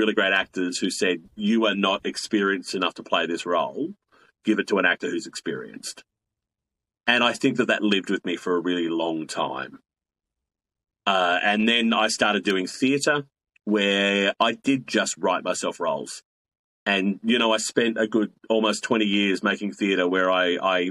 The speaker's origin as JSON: {"language": "English", "town": "Blacktown", "region": "New South Wales", "country": "Australia", "tie": "born or raised there", "said": "I grew up in the heart of suburbia in Western Sydney. You know, I grew up in Blacktown."}